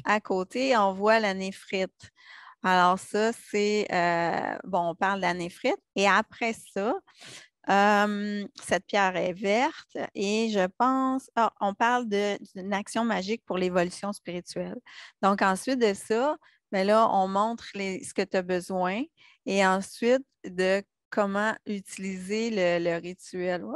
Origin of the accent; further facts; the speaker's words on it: Quebec, Canada; en tant que petite Québécoise